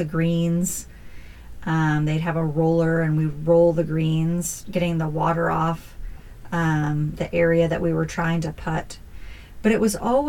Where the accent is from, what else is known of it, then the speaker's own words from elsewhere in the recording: Northern California, United States; we grew up in Northern California